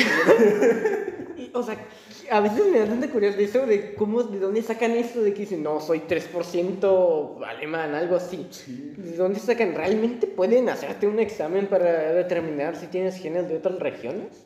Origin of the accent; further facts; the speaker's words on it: Mexico; Yo soy de México